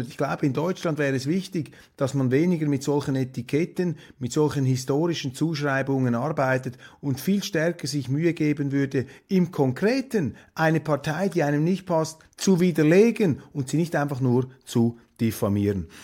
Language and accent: German; Switzerland; Für mich als Schweizer